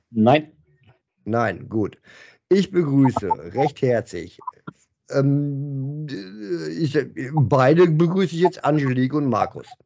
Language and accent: German; Bochum, North Rhine-Westphalia, Germany; bin ein Bochumer durch und durch, das stimmt schon.